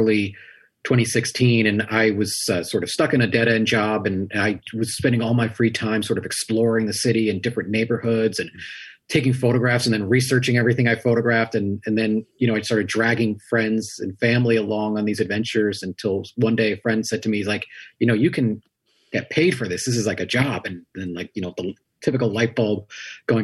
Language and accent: English; New York City, New York, United States; I grew up in Richmond Hill in sort of central Queens